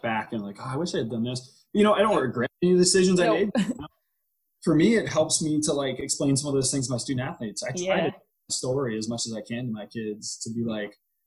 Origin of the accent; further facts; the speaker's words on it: Iowa, United States; moved away; also born or lived in Colorado; I'm an Iowa boy. I'm from Iowa